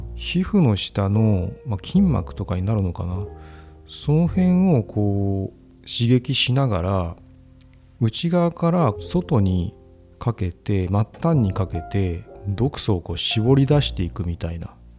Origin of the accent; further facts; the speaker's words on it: Fukuoka, Japan; 僕は生まれも育ちも福岡